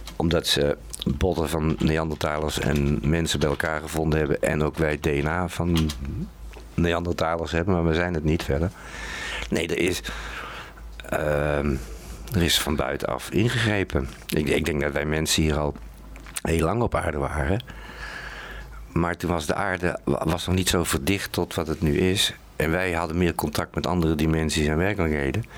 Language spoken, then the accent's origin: Dutch; North Brabant, Netherlands; now in Utrecht, Netherlands; ik kom zelf uit Brabant. En ik woon al heel lang in Utrecht.